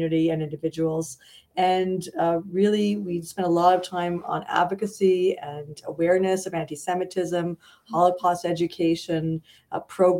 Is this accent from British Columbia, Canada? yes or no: no; Montreal, Quebec, Canada; also born or lived in London, Ontario; now in Edmonton, Canada; I came here from London, Ontario. I'm originally from Montreal, and just made this place home.